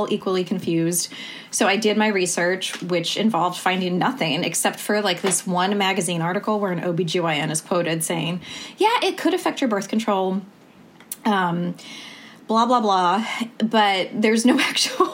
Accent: New York, United States; moved away as an adult; also born or lived in New Orleans, United States; now in Portland, United States; I grew up in New York, but went to medical school in New Orleans

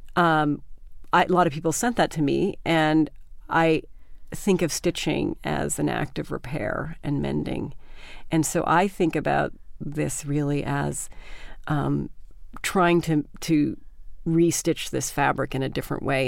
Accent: Canada; moved away; also born or lived in Vermont; I grew up in Canada

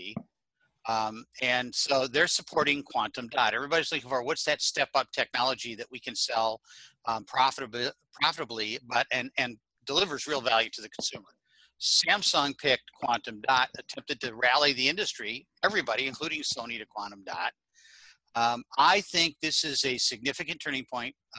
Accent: New Jersey, United States

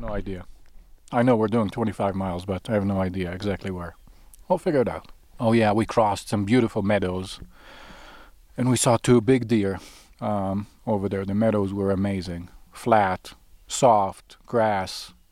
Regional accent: Israel; moved away; also born or lived in Sinai; I grew up in Israel. I, I was actually born, I was born in Sinai, which is the southern tip of the Negev Desert in Israel

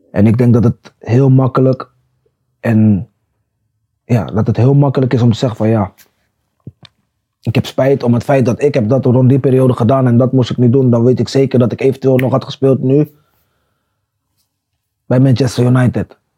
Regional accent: Netherlands; ik kwam uit Nederland.

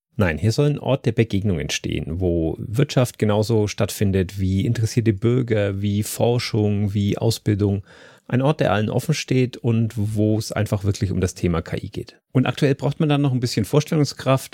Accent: Dietenhofen, Bavaria, Germany; Diedenhofen ist mein Heimatort

